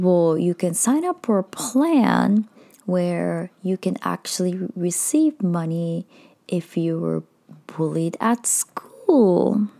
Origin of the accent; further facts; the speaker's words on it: Japan; Some of you might know I am Indian, but I was born in Japan as a third culture kid. So I was highly bullied throughout my childhood.